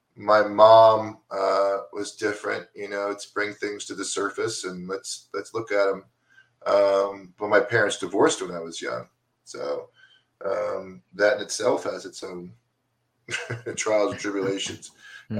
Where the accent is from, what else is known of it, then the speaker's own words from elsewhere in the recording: DeLand, Florida, United States; I grew up in Deland, Florida, over by Daytona Beach